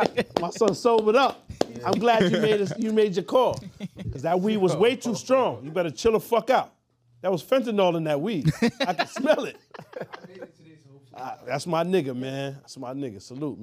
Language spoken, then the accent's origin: English; Massachusetts, United States; Like, I'm from Massachusetts.